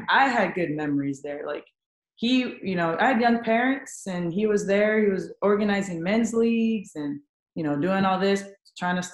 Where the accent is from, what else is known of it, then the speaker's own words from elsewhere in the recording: San Antonio, Texas, United States; San Antonio, born and raised